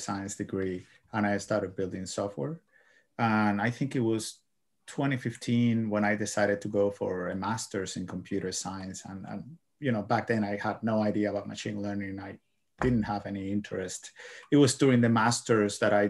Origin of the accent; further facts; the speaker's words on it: Cuba; moved away as an adult; now in United States; I am from Cuba. Yeah. I came here to United States back in 2009